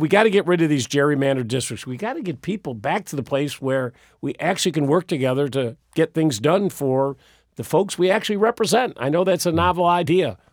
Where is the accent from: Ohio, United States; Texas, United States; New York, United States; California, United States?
New York, United States; moved away as an adult; also born or lived in Florida; now in Virginia, United States; people knew I was from New York.